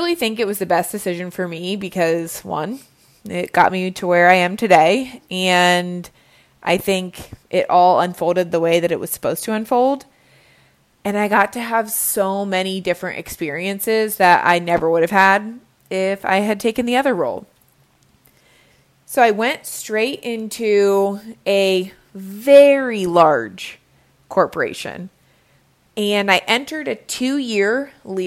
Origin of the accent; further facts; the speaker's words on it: Cincinnati, Ohio, United States; moved away as an adult; also born or lived in Budapest, Hungary / Virginia; I started off, ironically, back in my hometown of Cincinnati, Ohio